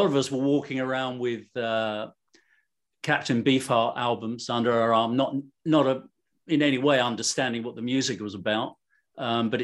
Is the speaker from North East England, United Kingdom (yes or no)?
no; London, United Kingdom; I'm from London